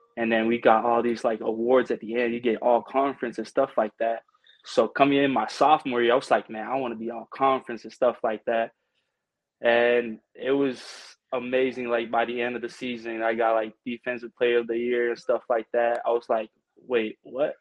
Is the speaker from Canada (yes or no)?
no; American Samoa; moved away as an adult; also born or lived in Pleasant Hill, California; now in United States; it says I'm from uh, Pleasant Hill, California, but I'm originally from American Samoa.